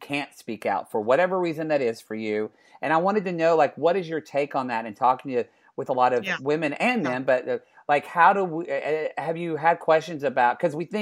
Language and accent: English; Southern Oklahoma and Texas, United States; I'm from Oklahoma and Texas, Southern Oklahoma and Texas